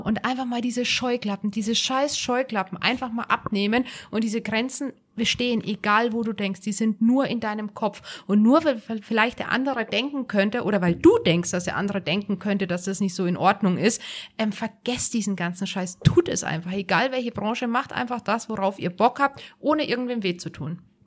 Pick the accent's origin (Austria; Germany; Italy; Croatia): Germany; Bad Tölz, Bavaria; also born or lived in North Rhine-Westphalia; now in Garmisch-Partenkirchen, Germany; Also ich bin ja gebürtige Tölzerin